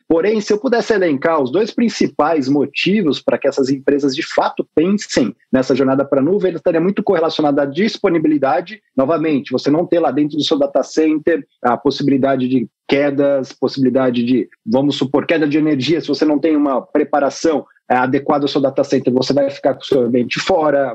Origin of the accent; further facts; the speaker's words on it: Botucatu, São Paulo, Brazil; moved away as an adult; now in São Paulo, Brazil; sou natural de Botucatu, interior do estado de São Paulo